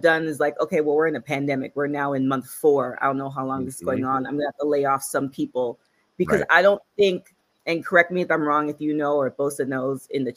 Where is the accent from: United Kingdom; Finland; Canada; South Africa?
Canada; now in United States